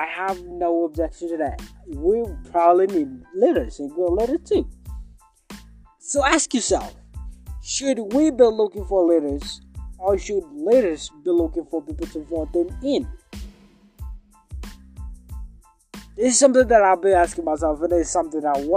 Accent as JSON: {"language": "English", "country": "Kenya", "said": "I'm from Kenya, by the way. And Kenya is in East Africa"}